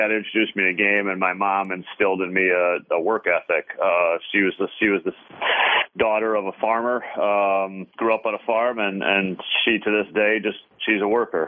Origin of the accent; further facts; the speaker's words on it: South Bend, Indiana, United States; I was born in South Bend